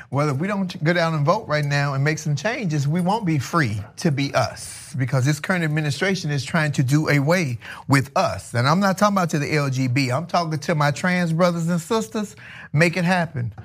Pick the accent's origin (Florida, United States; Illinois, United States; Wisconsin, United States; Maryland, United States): Illinois, United States; Chicago; moved away as an adult; now in California, United States; I'm from Chicago originally